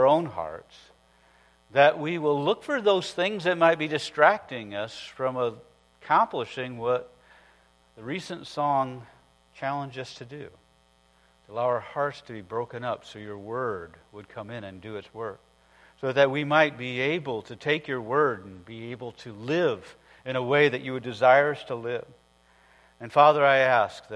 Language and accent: English; northern Iowa, United States; I grew up in the northern part of Iowa